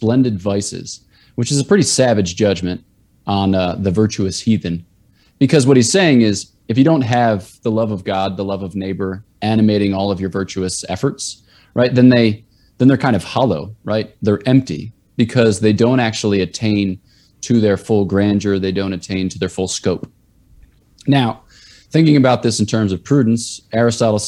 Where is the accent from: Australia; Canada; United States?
United States; East Coast; I'm from the East Coast